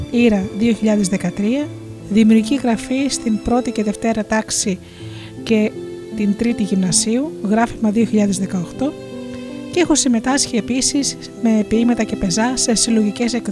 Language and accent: Greek; Chalkida, Central Greece, Greece; born there; Γεννήθηκα στη Χαλκίδα και από παιδί μου άρεσε να δημιουργώ χειροποίητα αντικείμενα με υλικά που έβρισκα στη θάλασσα.